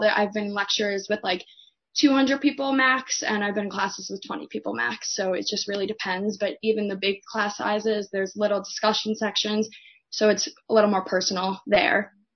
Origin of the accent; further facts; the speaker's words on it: Livingston, New Jersey, United States; I'm from Livingston, New Jersey.